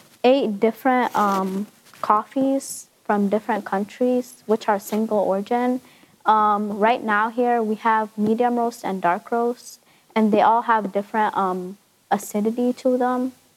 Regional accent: Lansing, Michigan, United States; I'm from Lansing, Michigan.

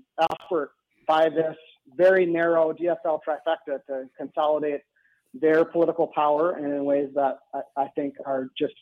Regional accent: Andover, Minnesota, United States; now in Ramsey, United States; I grew up in Andover. I live in Ramsey.

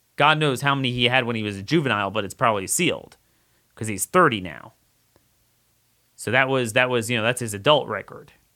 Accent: Baltimore, Maryland, United States; I'm from the Baltimore area

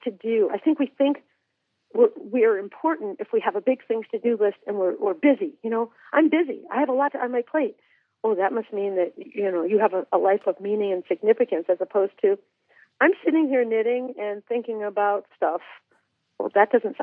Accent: Massachusetts, United States; I grew up in Massachusetts as well

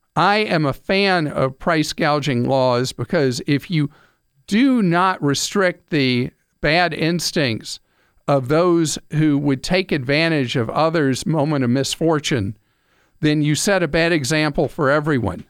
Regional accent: United States; we, the American people

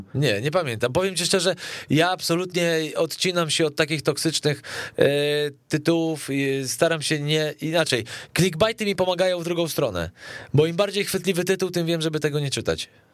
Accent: Poland

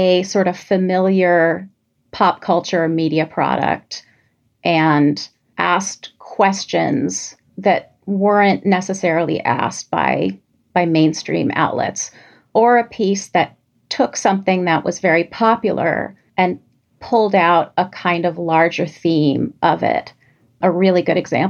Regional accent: New York City, New York, United States; growing up in New York City

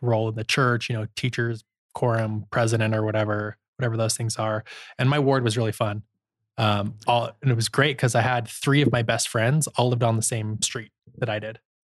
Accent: Holladay, Utah, United States; I grew up in Holiday, Utah

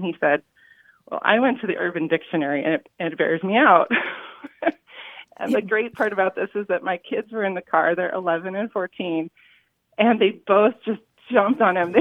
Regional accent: California, United States; now in Sacramento, United States; I was raised in California

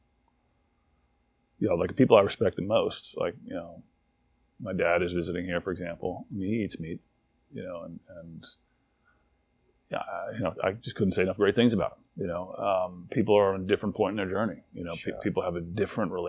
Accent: Washington, District of Columbia, United States; also born or lived in College Park, Maryland; I grew up in Washington, D.C., and in College Park, Maryland.

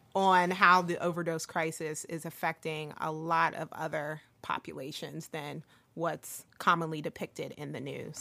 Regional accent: Philadelphia, Pennsylvania, United States; I grew up in Northern Liberties in the 90s

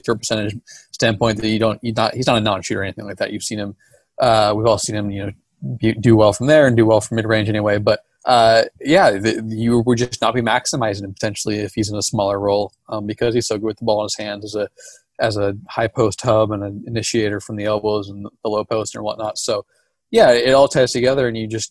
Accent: Portland, Oregon, United States; I'm from Portland.

